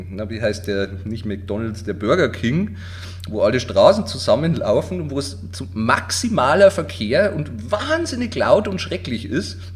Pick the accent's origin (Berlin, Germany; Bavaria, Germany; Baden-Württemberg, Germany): Bavaria, Germany; Also ich bin ja Niederbayer